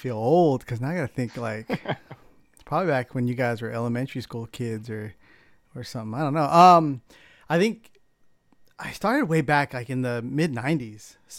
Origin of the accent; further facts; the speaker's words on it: San Diego, California, United States; I grew up in San Diego, California, so it was kind of in the midst of a real big street racing scene down there.